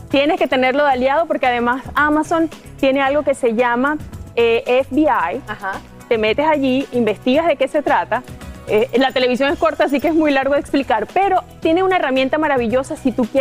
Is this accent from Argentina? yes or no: no; Honduras; Mira, lloro de la emoción porque me, me siento orgullosa de, de Honduras, de mi ciudad, de mi barrio